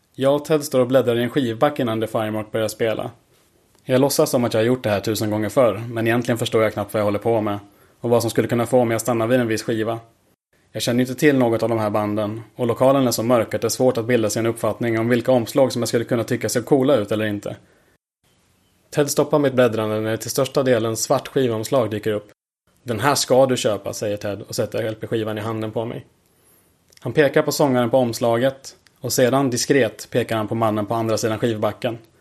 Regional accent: Klockrike, Östergötland, Sweden; now in Malmö, Sweden; Jag bor i Malmö men är född och uppvuxen på Östgötaslätten i en liten by som heter Klockrike

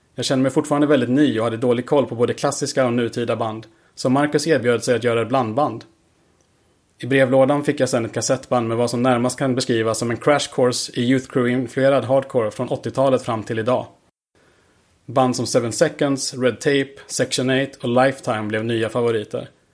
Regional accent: Klockrike, Östergötland, Sweden; now in Malmö, Sweden; Jag bor i Malmö men är född och uppvuxen på Östgötaslätten i en liten by som heter Klockrike

